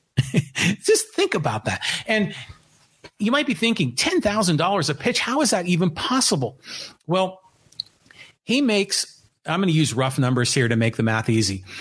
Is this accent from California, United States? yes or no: yes; San Francisco, California, United States; also born or lived in San Diego; I was raised in San Francisco